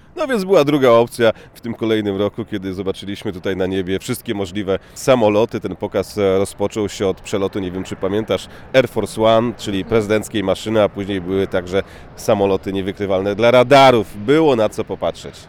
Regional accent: Szczecin, West Pomeranian Voivodeship, Poland; now in Washington, United States; pochodzimy ze Szczecina

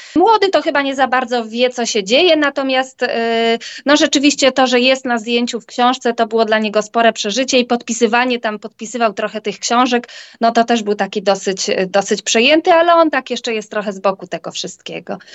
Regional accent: Świętokrzyskie Voivodeship, Poland; moved away as an adult; now in Warsaw, Poland; my jesteśmy w ogóle ze świętokrzyskiego, jesteśmy słoiki warszawskie, przyjechaliśmy do Warszawy na studia

